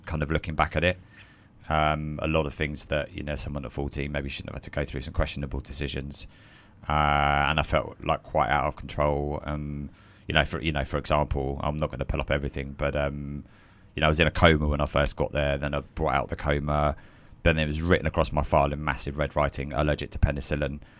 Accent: Croydon, London, United Kingdom; I'm a South London boy, so I was born in South London, and then my parents uh, moved just a little bit out to Croydon. So really, I'm a, a Croydon boy

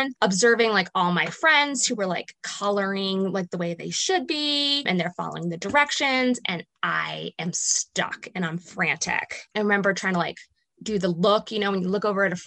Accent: Princeton, New Jersey, United States; I grew up in New Jersey, right outside of Princeton, New Jersey

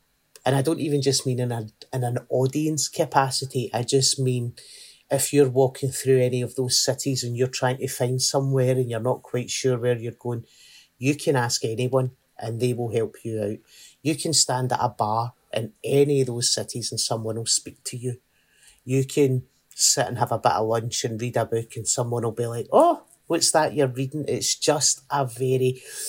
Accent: Glasgow, Scotland, United Kingdom; And I've stayed in Glasgow my entire life. And I was brought up in a place called Garrahill, which is like a nice bit of the East End, right? And I went to school in a place called Coatbridge, which was a different county.

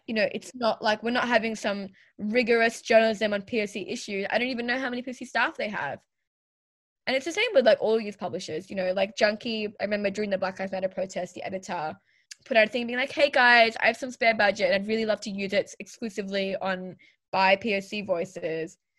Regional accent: Australia; I was born and raised in Australia

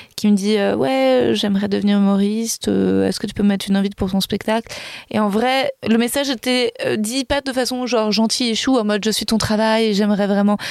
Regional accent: Paris, Île-de-France, France; je suis née à Paris, que j'ai grandi à Paris

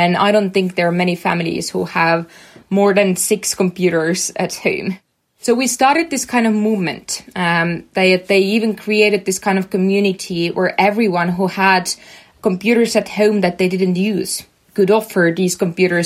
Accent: Estonia; we were such a small country. We were just 1.3 million people here. And we came from Soviet Union

